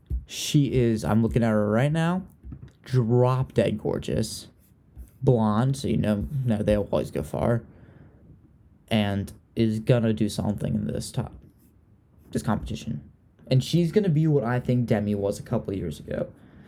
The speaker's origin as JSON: {"language": "English", "town": "Richmond", "region": "Virginia", "country": "United States", "said": "Someone from Virginia, which is where I'm from. I'm from Richmond, Virginia."}